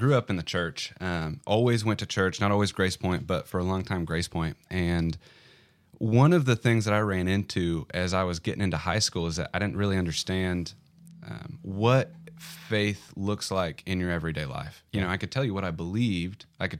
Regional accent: Bentonville, Arkansas, United States; also born or lived in Denver, United States; I was born in Denver, moved here okay. almost immediately. Mm-hmm. I'm a native Arkansan from this area, moved back to this area.

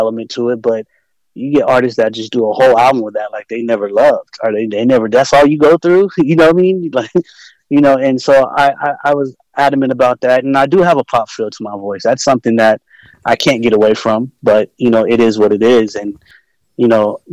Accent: West Coast, United States; I'm from the West Coast

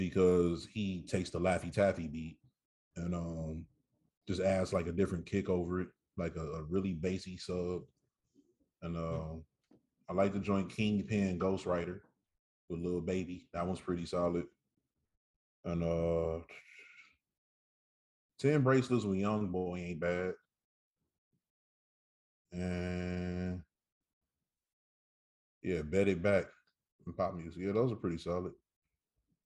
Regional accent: Saginaw, Michigan, United States; I'm from Michigan, not Detroit. I'm from a city called Saginaw. I rep us to the fullest

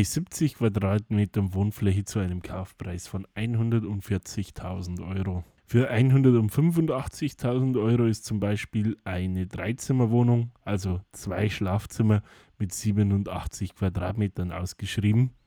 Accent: Bavaria, Germany; now in Ireland; bei uns in Bayern

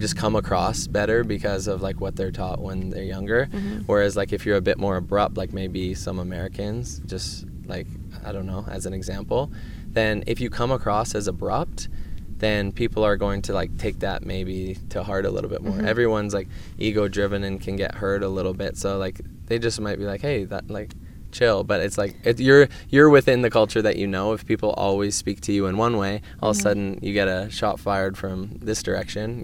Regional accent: Canada; I'm proud to say I'm Canadian

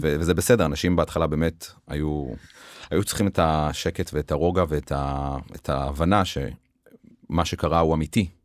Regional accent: Beersheba, Southern District, Israel; והרגשתי חלק מהעיר באר שבע, אני מאוד אוהב את העיר, אני גדלתי בה, התחנכתי בה

